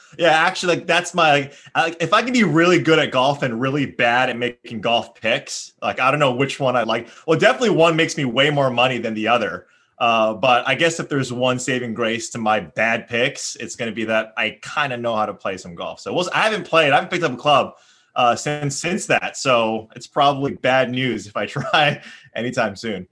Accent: Hawaii, United States; moved away; growing up in Hawaii

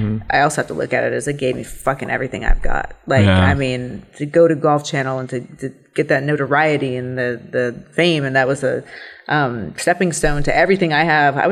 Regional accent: Columbus, Ohio, United States; I grew up in Ohio, Columbus, Ohio

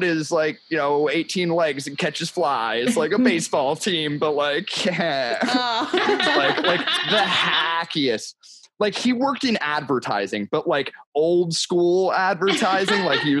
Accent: New Jersey, United States; Yeah, I'm from South Jersey.

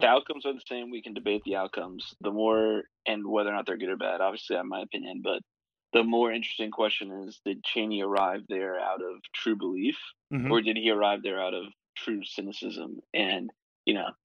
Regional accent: United States; I'm American

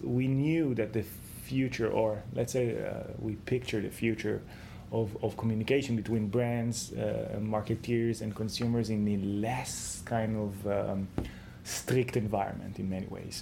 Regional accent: Israel; I'm coming from Israel, so the Israeli mentality is always in pushing forward

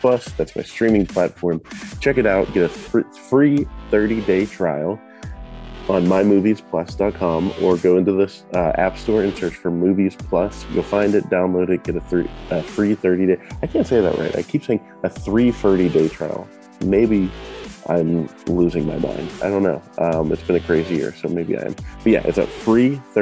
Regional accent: Pittsburgh, Pennsylvania, United States; what we say in Pittsburgh

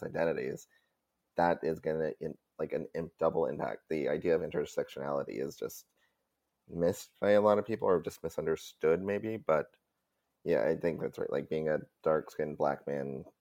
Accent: Southwest, United States; I'm from the Southwest, he's from Central Texas

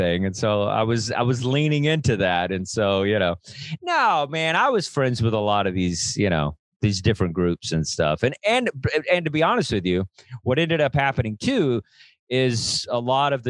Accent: Texas, United States; for a kid growing up in Texas

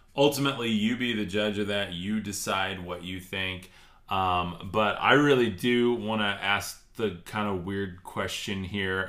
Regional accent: Texas, United States; I'm from Texas, actually, Alexandria

